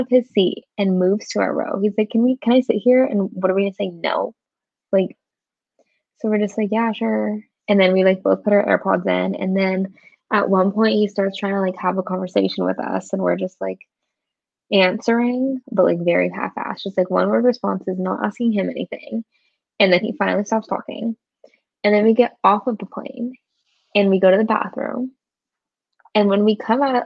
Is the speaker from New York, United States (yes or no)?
no; Sacramento, California, United States; I'm from Sacramento